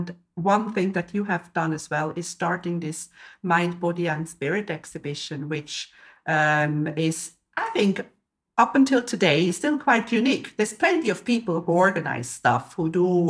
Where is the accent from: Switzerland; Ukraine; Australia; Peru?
Switzerland; I'm from Switzerland